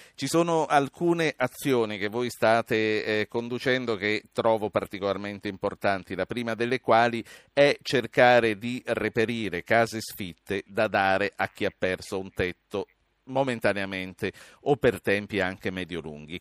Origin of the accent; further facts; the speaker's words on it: Carpi, Emilia-Romagna, Italy; io sono di Carpi